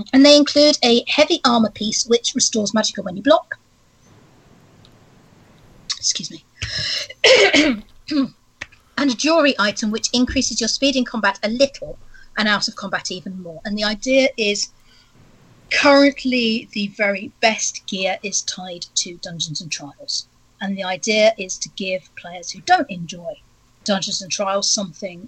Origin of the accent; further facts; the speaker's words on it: United Kingdom; being British